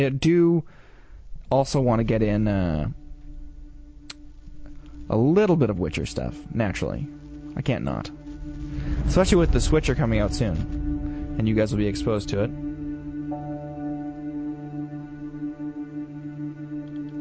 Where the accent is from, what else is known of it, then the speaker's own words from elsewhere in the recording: Canada; we are good Canadian boys.